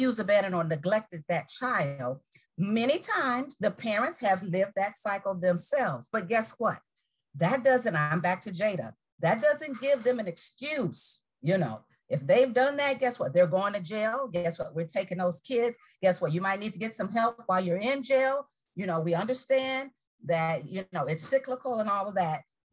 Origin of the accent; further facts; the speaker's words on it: Chicago, Illinois, United States; now in Tampa, United States; I'm from Chicago